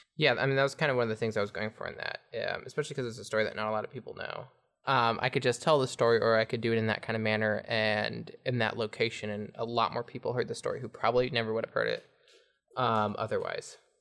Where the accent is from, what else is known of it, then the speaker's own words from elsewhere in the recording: Ferndale, California, United States; also born or lived in Fortuna, California; I was born in Northern California, in Fortuna. Um, lived in Ferndale for nine years